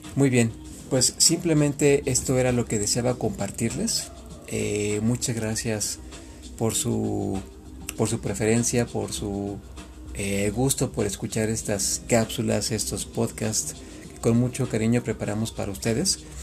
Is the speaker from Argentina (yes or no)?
no; Mexico; En México, en mi país